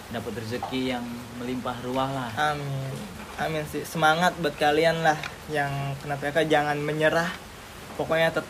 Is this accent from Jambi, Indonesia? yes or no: no; Palembang, South Sumatra, Indonesia; now in Jakarta, Indonesia; gue mah aslinya Palembang